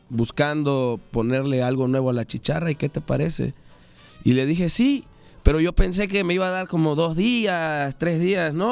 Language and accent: Spanish; Veracruz, Mexico; ¿De dónde eres, Melodias? Yo soy del sur de Veracruz.